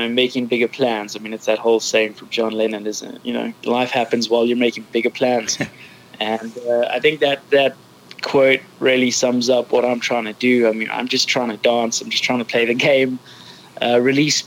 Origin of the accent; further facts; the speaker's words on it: Johannesburg, Gauteng, South Africa; now in London, United Kingdom; I grew up in Johannesburg, South Africa. I'm now living in London.